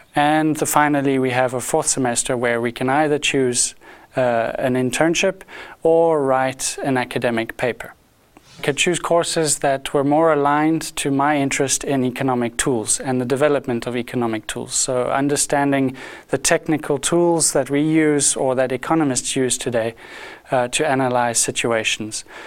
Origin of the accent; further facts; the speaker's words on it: South Africa; moved away as an adult; now in Lausanne, Switzerland; I am a South African. I'm not a native Swiss